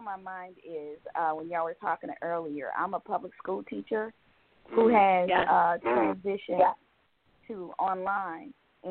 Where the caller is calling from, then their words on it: Georgia, United States; I'm calling from Georgia.